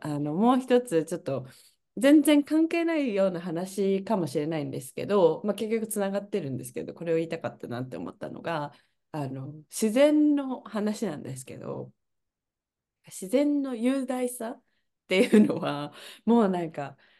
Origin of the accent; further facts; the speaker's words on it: Kyoto, Japan; moved away as an adult; now in Canada; 私は京都の市内で育った